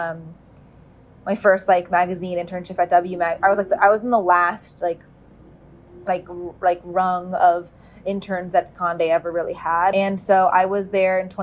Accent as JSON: {"language": "English", "area": "Bay Area", "region": "California", "country": "United States", "tie": "born or raised there", "also_born_or_lived": "New York", "moved": "as an adult", "said": "I grew up in California. In the Bay Area"}